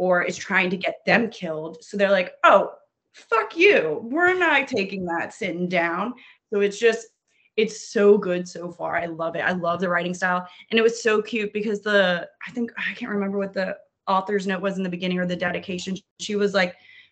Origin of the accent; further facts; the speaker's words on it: New Orleans, Louisiana, United States; I'm from New Orleans, that's not a southern accent